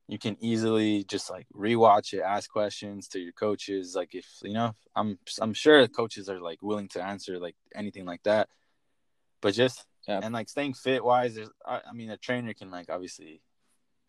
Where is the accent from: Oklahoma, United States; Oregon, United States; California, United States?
California, United States; San Diego; originally I'm from San Diego, so it's kind of nice to be home